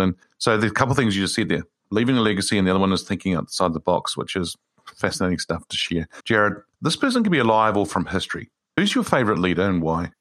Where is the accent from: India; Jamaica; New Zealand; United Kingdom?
New Zealand; as a New Zealander